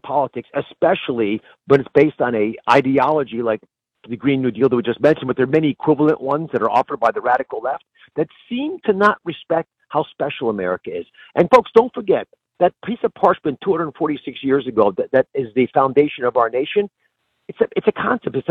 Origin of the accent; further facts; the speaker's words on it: United States; also born or lived in Pennsylvania; As an American